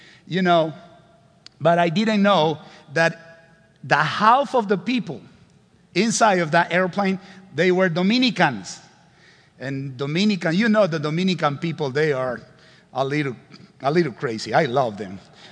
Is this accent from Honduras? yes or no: yes; Honduras; English is a second language